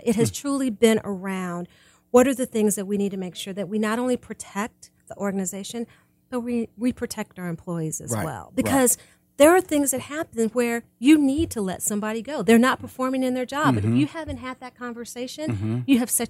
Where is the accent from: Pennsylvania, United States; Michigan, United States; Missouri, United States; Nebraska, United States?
Missouri, United States; Kansas City; I grew up in Kansas City.